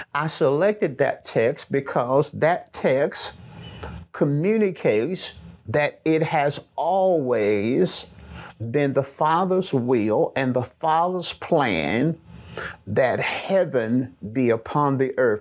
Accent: Birmingham, Alabama, United States; accent: Southern; I'm from Birmingham, Alabama

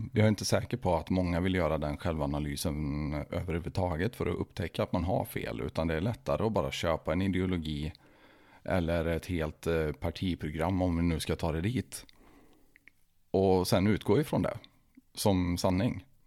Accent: Tidaholm, Västra Götaland, Sweden; vi har ju växt upp på samma ställe i Tidaholm.

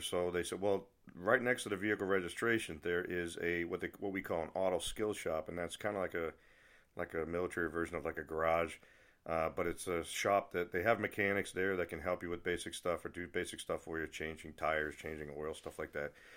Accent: New England, United States; I'm from New England, and one thing about people from New England, we're not happy unless we have something to complain about

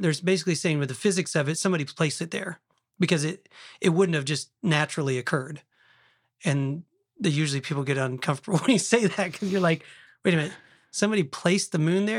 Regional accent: Oklahoma, United States; I'm from Oklahoma

